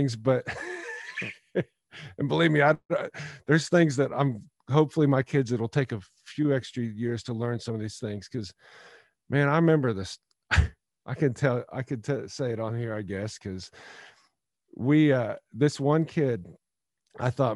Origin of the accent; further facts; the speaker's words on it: near the Ohio border near Lake Erie, Pennsylvania, United States; moved away as an adult; now in Nashville, United States; I grew up on Laird Road